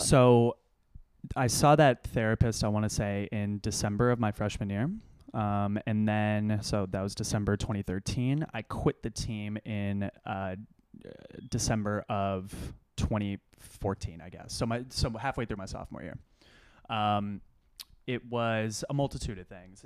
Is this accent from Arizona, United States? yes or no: no; Austin, Texas, United States; moved away as an adult; also born or lived in Los Angeles, California / Ithaca, New York; now in New York City, United States; Dad moved to Austin, Texas. They have better, uh, public schools there. So went to middle school and high school there